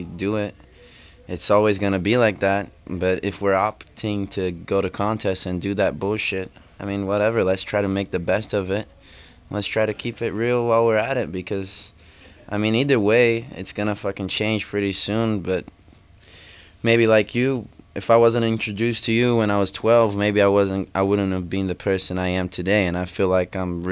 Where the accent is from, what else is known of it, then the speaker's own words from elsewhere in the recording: Florianópolis, Santa Catarina, Brazil; I'm from Brazil, Florianópolis